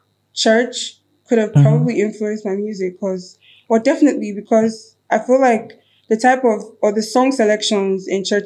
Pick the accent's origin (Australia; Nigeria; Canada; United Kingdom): Nigeria; Akwa Ibom; also born or lived in Anambra State; No, I grew up in Akwa Ibom.